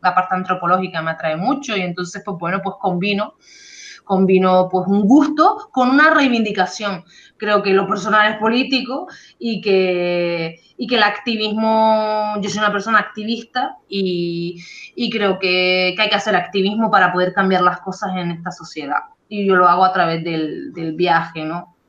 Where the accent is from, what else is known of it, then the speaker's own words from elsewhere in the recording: Canary Islands, Spain; moved away as an adult; las Islas Canarias, de donde yo soy